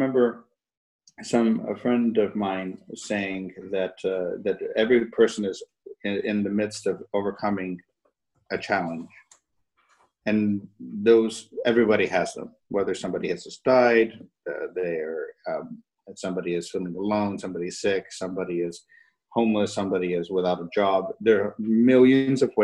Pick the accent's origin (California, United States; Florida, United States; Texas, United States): Texas, United States; Fort Worth; I grew up in Fort Worth, Texas.